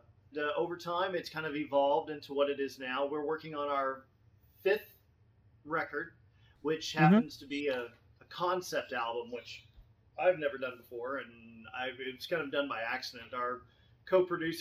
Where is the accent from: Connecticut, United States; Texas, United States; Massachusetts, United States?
Texas, United States; Fort Worth; also born or lived in Los Angeles; I grew up in Fort Worth